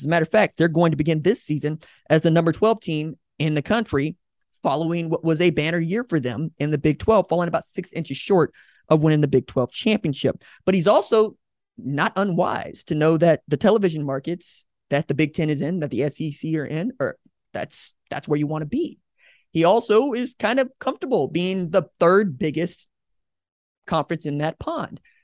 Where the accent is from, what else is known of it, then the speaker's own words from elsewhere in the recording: Tulsa, Oklahoma, United States; I'm obviously from Tulsa